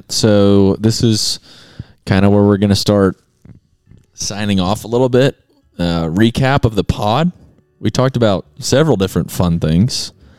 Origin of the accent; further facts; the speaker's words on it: Gardendale, Alabama, United States; I also learned the other day that I'm from Gardendale.